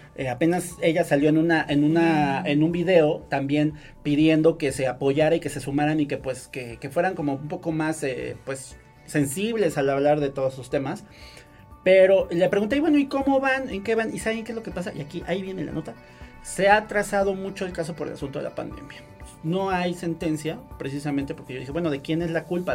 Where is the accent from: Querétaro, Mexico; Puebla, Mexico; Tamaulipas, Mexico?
Puebla, Mexico